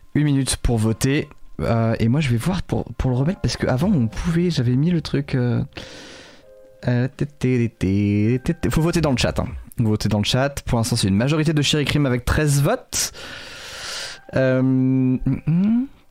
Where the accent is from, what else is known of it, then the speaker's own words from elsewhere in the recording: Lorval?, Côtes-d'Armor, Brittany, France; dans mon bled, qui s'appelle, euh, L'Orval, dans le vingt-deux